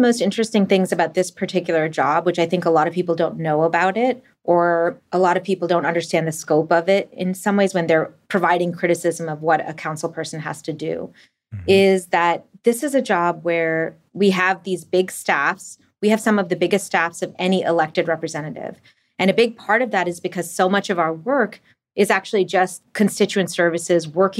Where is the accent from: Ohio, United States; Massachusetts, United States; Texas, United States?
Massachusetts, United States; Burlington; I grew up in a suburb, so I wish I was cool enough to have actually grown up in the city, but I grew up in a suburb called Burlington and was always, you know, taking the bus and the train to go into Cambridge and Boston to hang out.